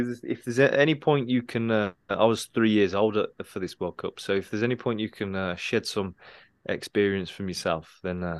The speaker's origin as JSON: {"language": "English", "region": "England", "country": "United Kingdom", "said": "As an Englishman as well, we weren't even in the tournament"}